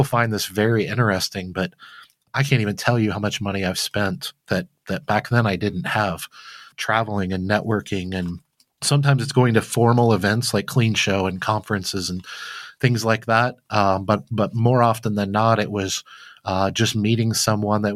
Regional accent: Flint, Michigan, United States; I grew up very poor in Flint, Michigan as a young kid

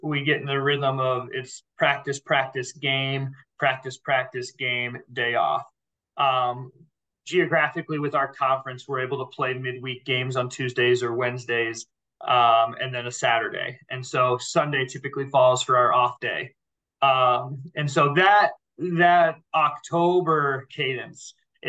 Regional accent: Indianola, Iowa, United States; I'm alum. I'm from Indianola. So I spent a lot of time in this community.

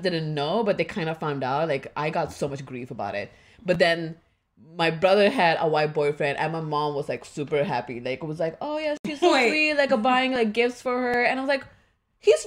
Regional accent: India; now in United States; I'm Indian.

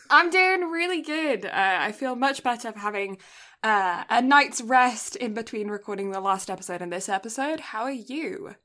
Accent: England, United Kingdom; now in Canada; I, I grew up in England

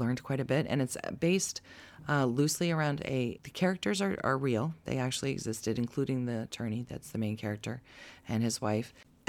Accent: New Jersey, United States; Because I grew up in Jersey

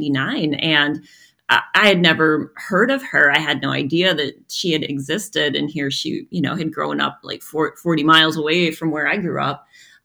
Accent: Waseca, Minnesota, United States; also born or lived in Mankato, Minnesota; my dad indeed was a gravedigger, and I grew up in Waseca, Minnesota.

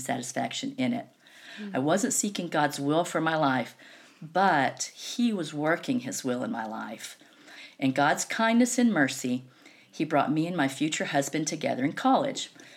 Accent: the South, United States; also born or lived in Knoxville, Tennessee; I was born and raised in the South

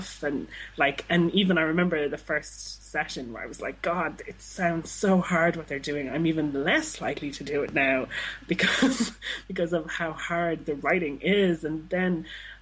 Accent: Dublin, Leinster, Ireland; I'm from Dublin

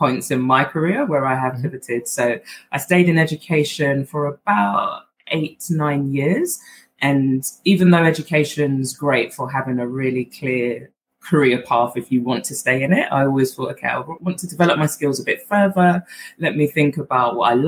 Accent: London, United Kingdom; accent: Southeast London twang; also born or lived in Accra, Ghana; I grew up in Southeast London and I went to secondary school in Southeast London

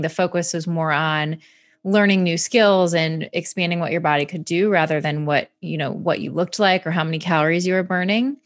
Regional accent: Michigan, United States; I grew up in Michigan

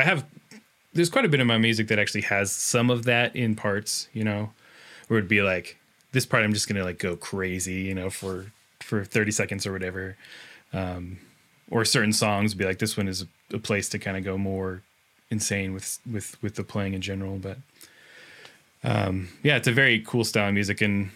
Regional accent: Seattle, Washington, United States; I'm from Seattle, which is close by.

